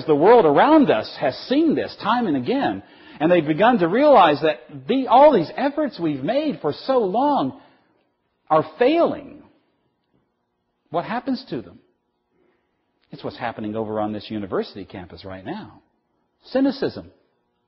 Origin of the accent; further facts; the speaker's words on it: the South, United States; I'm from the South.